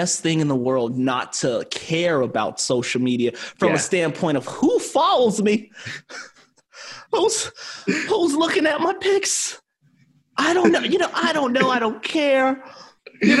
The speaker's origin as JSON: {"language": "English", "region": "Arizona", "country": "United States", "said": "we are from Arizona"}